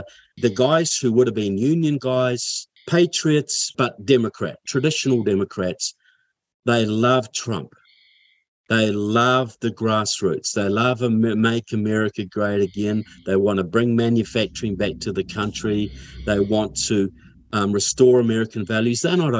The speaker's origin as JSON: {"language": "English", "town": "Kaiapoi", "region": "Canterbury", "country": "New Zealand", "tie": "born or raised there", "lives_now": "United States", "said": "I grew up in Kaiapoi. Norman Kirk was our mayor once, you know."}